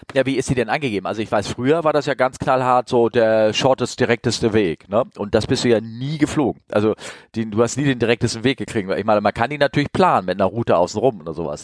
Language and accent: German; Hamburg, Germany; als Hamburger